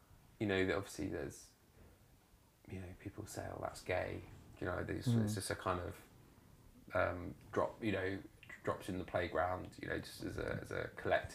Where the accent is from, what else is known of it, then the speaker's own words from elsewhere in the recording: Isle of Wight, South East England, United Kingdom; also born or lived in Winchester; I grew up on the Isle of Wight in a very rural area.